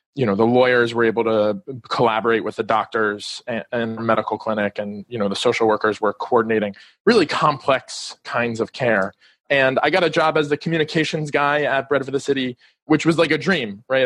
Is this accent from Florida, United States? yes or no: yes; Miami, Florida, United States; moved away as an adult; also born or lived in District of Columbia; I'm calling from Miami Beach. I grew up here in Miami and recently moved back.